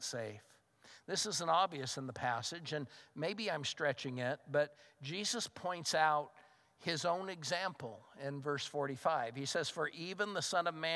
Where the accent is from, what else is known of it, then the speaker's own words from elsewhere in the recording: United States; I'm a Christian first and an American second.